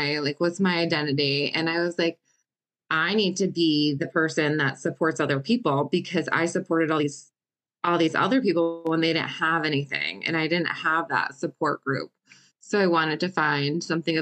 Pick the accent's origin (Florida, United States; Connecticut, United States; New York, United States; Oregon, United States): Connecticut, United States; born and raised in Connecticut